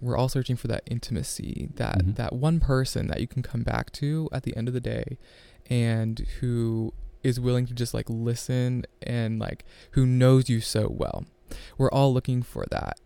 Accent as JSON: {"language": "English", "region": "Ohio", "country": "United States", "tie": "born or raised there", "said": "I'm from Ohio. Uh, grew up on a farm"}